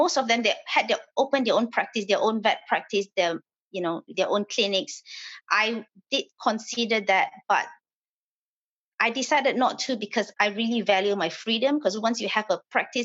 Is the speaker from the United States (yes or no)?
no; Malaysia; moved away as an adult; I was born and I grew up in Malaysia.